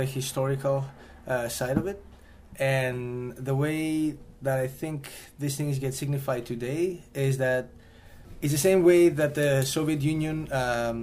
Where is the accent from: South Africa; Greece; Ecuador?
Greece; Greece, since this is my home country